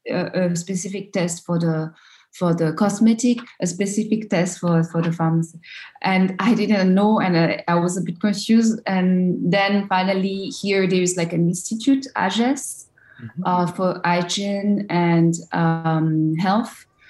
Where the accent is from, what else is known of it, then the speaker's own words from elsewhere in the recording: Abidjan, Côte d’Ivoire; English is a second language; moved away as an adult; also born or lived in France; I come from Abidjan, a big city